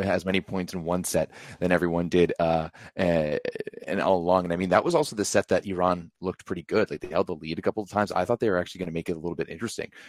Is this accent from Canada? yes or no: yes; Canada; as a Canadian fan